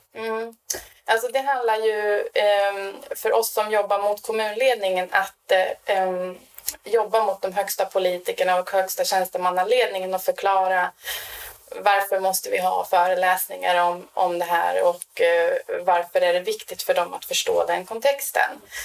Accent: Norrland, Sweden; now in Stockholm, Sweden; Jag är ju från Norrland ursprungligen

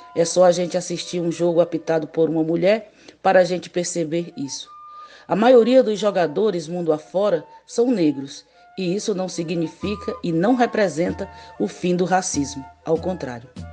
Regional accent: Limoeiro do Norte, Ceará, Brazil; de Limoeiro do Norte, minha terra natal

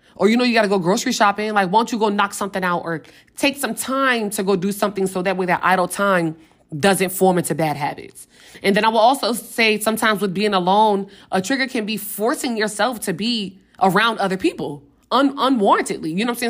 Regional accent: Richmond, Virginia, United States; moved away as an adult; now in Atlanta, United States; I'm from Richmond, Virginia. I moved to Atlanta

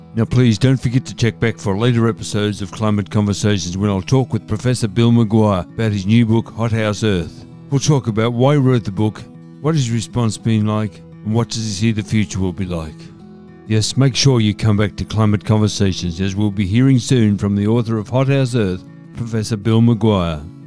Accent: Shepparton, Victoria, Australia; Here in my hometown of Shepparton

